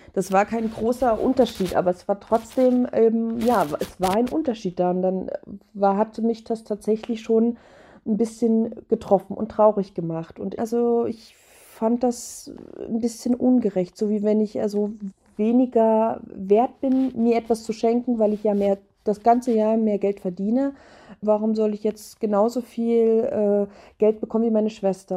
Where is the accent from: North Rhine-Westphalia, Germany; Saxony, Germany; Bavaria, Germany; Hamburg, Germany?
Saxony, Germany; moved away; ich komme ursprünglich aus Sachsen und meine Familie, die wohnt da noch, meine beiden Eltern